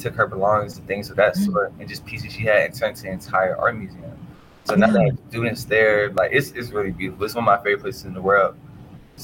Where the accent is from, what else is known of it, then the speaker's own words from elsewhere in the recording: Eastern North Carolina, United States; I'm from Eastern North Carolina